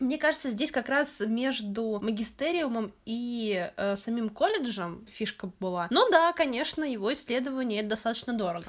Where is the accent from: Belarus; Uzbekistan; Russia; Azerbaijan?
Russia; Central Black Earth Region; я из Черноземья, Даня тоже, и у нас э, в нулевых, по крайней мере, не знаю, как в 90-х, но в нулевых точно э, был такой магазин «Книга Мир». И вот именно там мне большая часть книг, которые у меня были в детстве, и покупалась